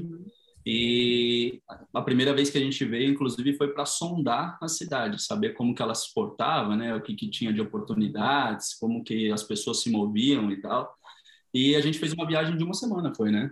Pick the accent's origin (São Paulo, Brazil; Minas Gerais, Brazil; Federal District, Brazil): São Paulo, Brazil; moved away as an adult; now in Madrid, Spain; vivi a maior parte da minha vida no Tatuapé